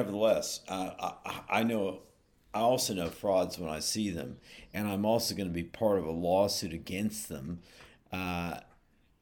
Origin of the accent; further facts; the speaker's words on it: Berkeley, California, United States; also born or lived in Oakland; I'm from Berkeley in Oakland